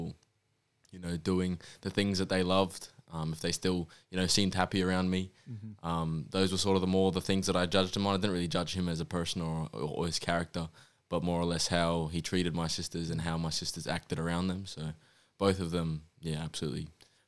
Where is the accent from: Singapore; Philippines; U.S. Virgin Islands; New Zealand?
New Zealand; moved away; I was born in New Zealand